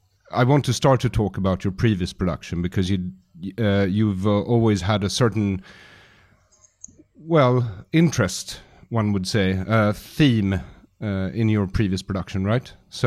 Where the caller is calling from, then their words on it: Sweden; I'm calling you from Sweden right now.